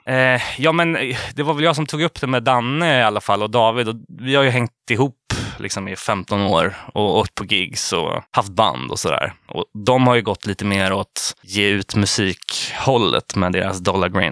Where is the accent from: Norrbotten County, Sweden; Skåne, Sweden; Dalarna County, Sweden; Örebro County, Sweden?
Örebro County, Sweden; Hallsberg; jag är ju från Hallsberg utanför Örebro. Eh, en liten ort som heter Påsboda, 2000 invånare eller någonting.